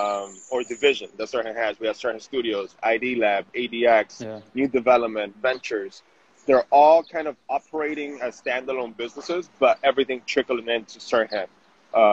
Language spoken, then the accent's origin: English; Miami, Florida, United States; moved away as an adult; also born or lived in Venezuela; now in New York City, United States; I'm originally from Venezuela. I grew up in Miami.